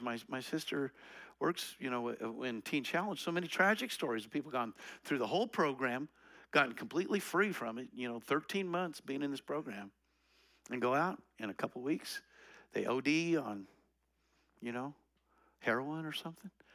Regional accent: Colorado, United States; I'm from Colorado

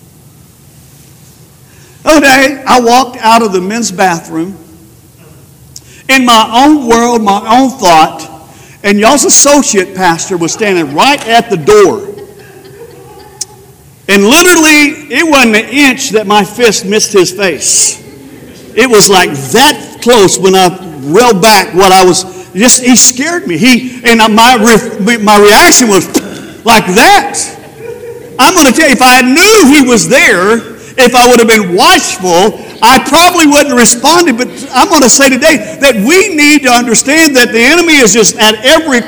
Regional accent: Spearman, Texas, United States; I was from Spearman

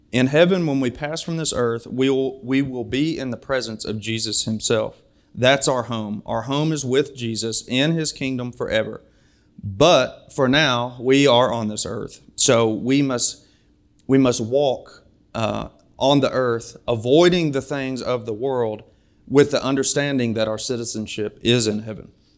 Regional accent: Springfield, United States; now in Bellevue; I'm from Springfield, but now my home is in Bellevue

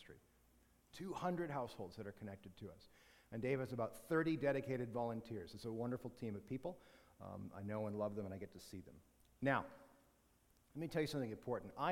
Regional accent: Canada; good Canadian Christians

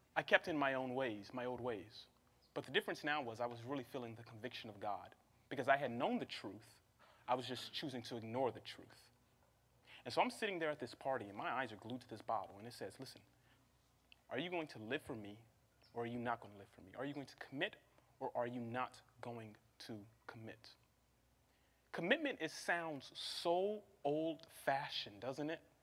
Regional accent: Cincinnati, Ohio, United States; also born or lived in Seattle, Washington; now in Los Angeles, United States; we came to Los Angeles from Seattle, Washington, but we originally hail um, from Cincinnati, Ohio

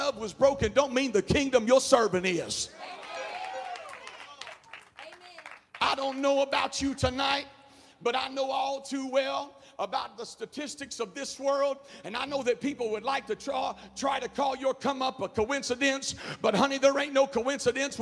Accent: the South, United States; accent: Southern; I grew up in the South, obviously, from the accent.

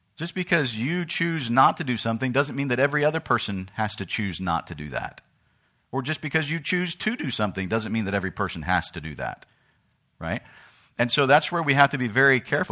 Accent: United States; in America, I'm an American, but in Uganda, I become a Ugandan

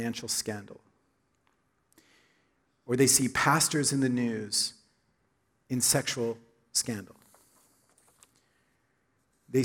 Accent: Oklahoma, United States; moved away; I grew up in Oklahoma, Southern Baptist Church.

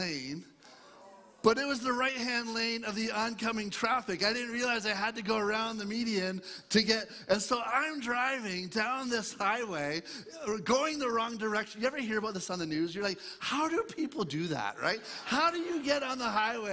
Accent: Eastern Ontario, Canada; I grew up in Eastern Ontario, east of Toronto area

